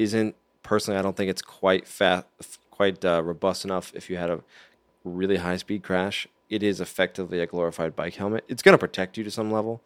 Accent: United States; me as an American

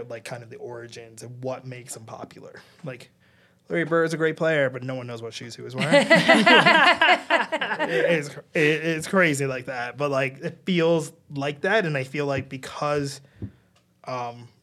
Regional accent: Ghana; now in Canada; I'm Ghanaian. I am first generation immigrant here in Canada.

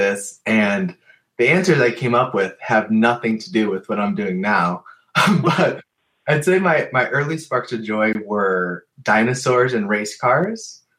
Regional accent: Cleveland, Ohio, United States; I'm born and raised in Cleveland, Ohio.

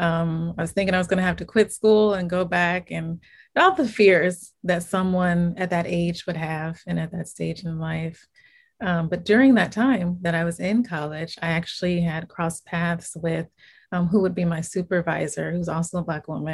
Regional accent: Inglewood, California, United States; I was born and raised in Inglewood, California, which is a city within Los Angeles County

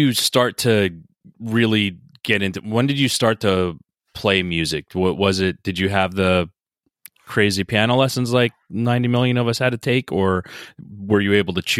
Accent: outside New York City, New Jersey, United States; I'm from New Jersey.

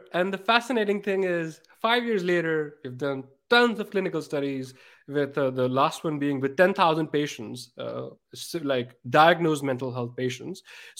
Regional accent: Pakistan; And I'm from Pakistan. I also want to do things there.

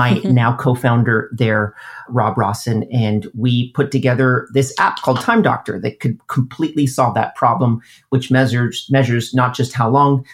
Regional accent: Canada; I'm Canadian

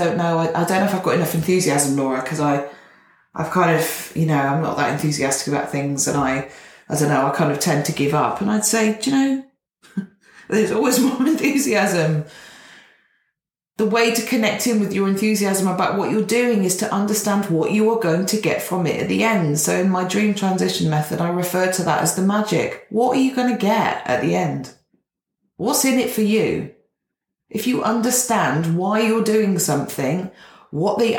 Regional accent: Gloucestershire, South West England, United Kingdom; where I grew up in Gloucestershire

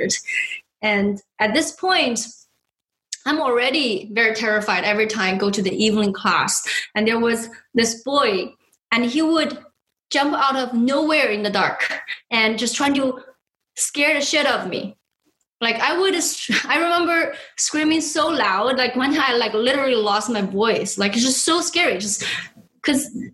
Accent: China; moved away; I was born and raised in China

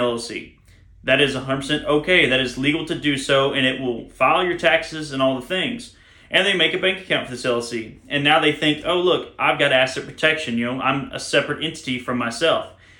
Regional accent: Alabama, United States; I'm a redneck from Alabama

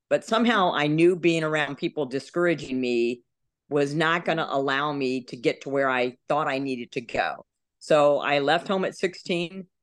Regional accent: Texas, United States; So we traveled around a lot, but we mostly lived in Texas. And I say I grew up outside of San Antonio in a very small town.

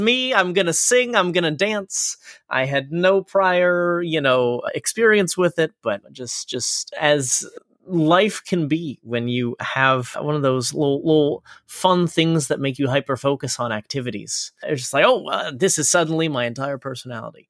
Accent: Florida, United States; moved away; I, uh, was born and raised in Florida

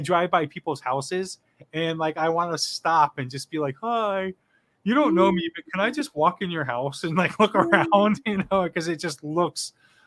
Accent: South Florida, United States; moved away as an adult; now in New England, United States; I was born and raised in South Florida. Lived there my whole life

